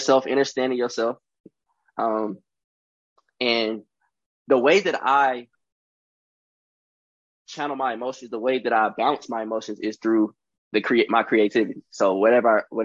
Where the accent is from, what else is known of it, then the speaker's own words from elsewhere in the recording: Charlotte, North Carolina, United States; I am from Charlotte, North Carolina